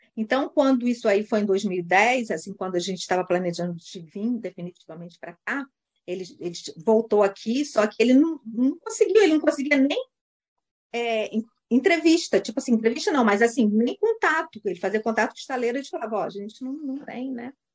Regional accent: Cabo Frio, Rio de Janeiro, Brazil; moved away as an adult; now in New Zealand; eu sou de Cabo Frio, estado do Rio de Janeiro

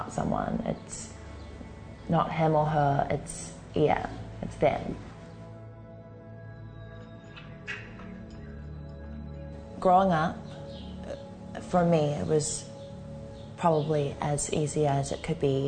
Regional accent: Auckland, New Zealand; I'm 21 years old and I'm from Auckland, New Zealand

